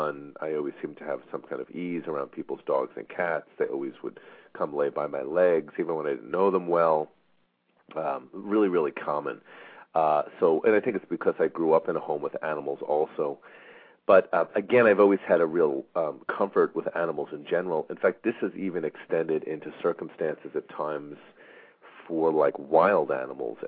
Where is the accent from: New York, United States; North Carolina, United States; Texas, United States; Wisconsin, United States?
New York, United States; Long Island; I grew up on Long Island in New York